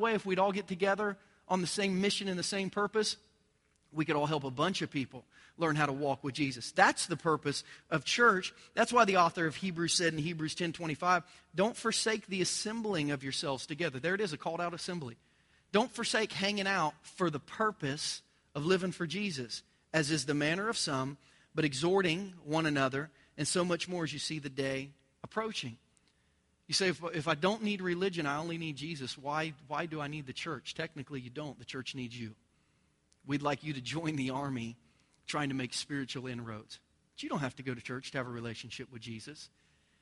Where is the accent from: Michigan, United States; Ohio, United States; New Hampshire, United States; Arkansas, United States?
Ohio, United States; Southern; moved away as an adult; also born or lived in Virginia; now in Lee's Summit, United States; I grew up in Southern Ohio